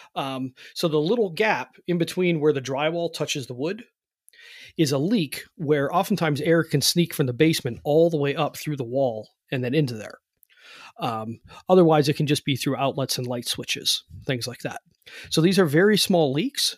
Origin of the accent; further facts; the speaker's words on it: Cleveland, Ohio, United States; now in West Virginia, United States; I've moved now. I live in West Virginia, but I'm from Cleveland